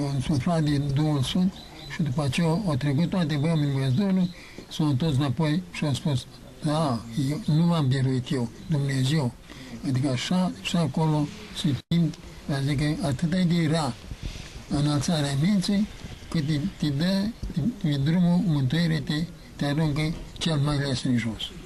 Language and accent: Romanian; Romania; suntem români